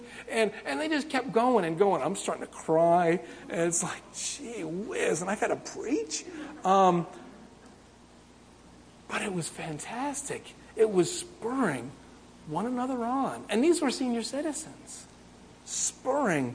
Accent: Windsor, United States; moved away as an adult; now in Japan; I don't have anybody living in my hometown in Windsor anymore

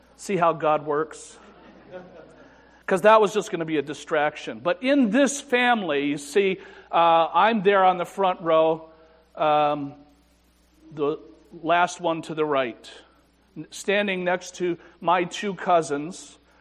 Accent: Afton, New York, United States; I was brought up in the First Baptist Church in Afton, New York

